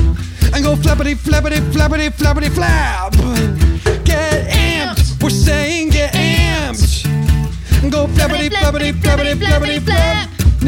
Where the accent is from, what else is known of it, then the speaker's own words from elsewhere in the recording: New York, United States; I may sound like I'm from Pittsburgh, but I'm actually from New York.